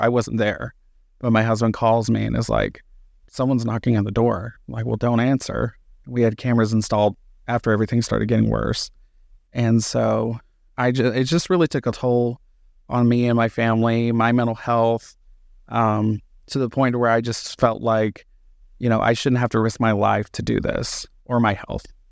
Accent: Hazlehurst, Georgia, United States; moved away as an adult; now in Reno, United States; I was born and raised in Southeast Georgia, middle of nowhere, town called Hazelhurst

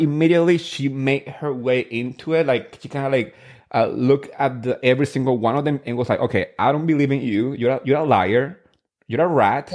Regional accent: New Jersey, United States; I grew up in Jersey

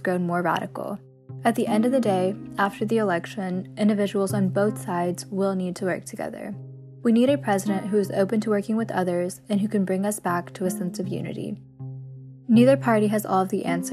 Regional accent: Marshallberg, North Carolina, United States; I'm from the small town of Marshallburg, located in Carteret County

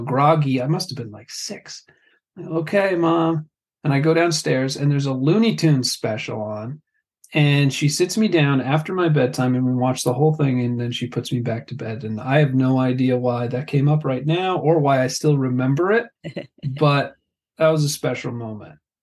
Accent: New Jersey, United States; I am Italian. I grew up in North Jersey

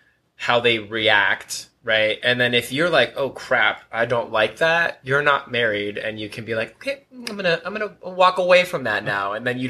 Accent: Bay Area, California, United States; moved away as an adult; now in San Diego, United States; Northern California. So, the Bay Area. I was born and raised in the Bay Area.

